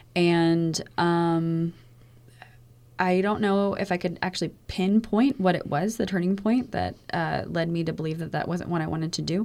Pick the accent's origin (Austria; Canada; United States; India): United States; Sarasota, Florida; growing up in Sarasota